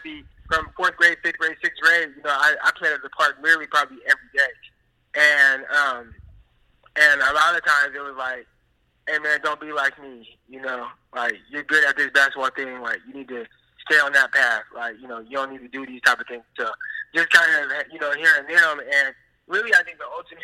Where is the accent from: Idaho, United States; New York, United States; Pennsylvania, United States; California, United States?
California, United States; Stockton; growing up in Stockton, like, we have a high crime rate.